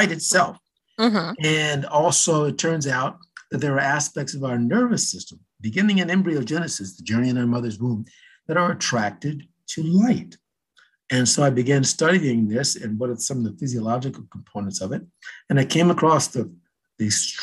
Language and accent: English; Los Angeles, California, United States; when I was in a young kid, growing up in Southern California, in LA, actually